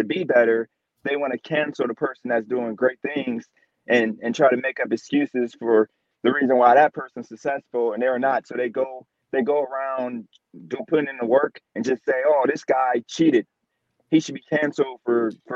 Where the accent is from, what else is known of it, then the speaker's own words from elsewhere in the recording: Youngstown, Ohio, United States; now in Wilmington, United States; from Youngstown now in Wilmington, North Carolina